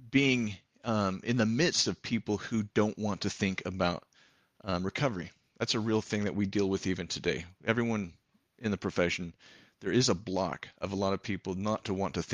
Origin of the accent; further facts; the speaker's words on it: San Jose, California, United States; born there; I was born in San Jose, California.